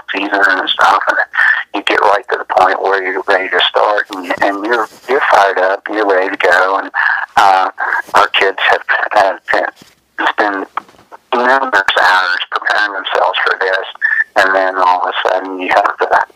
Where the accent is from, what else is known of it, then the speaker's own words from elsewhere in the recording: Ripley, United States; I grew up in Ripley here and played baseball all my life